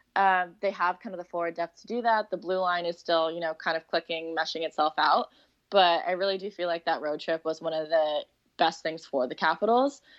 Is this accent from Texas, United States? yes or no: no; Seattle, Washington, United States; moved away as an adult; also born or lived in Arizona; I grew up in Seattle, um, just like a suburb in Seattle